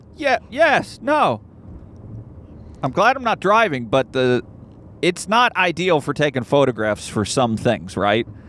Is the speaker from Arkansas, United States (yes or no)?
yes; Arkansas, United States; I grew up in Arkansas